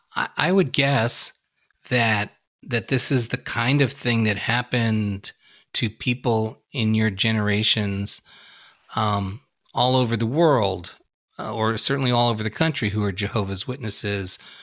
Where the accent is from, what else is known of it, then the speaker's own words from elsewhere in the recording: New York, United States; growing up in New York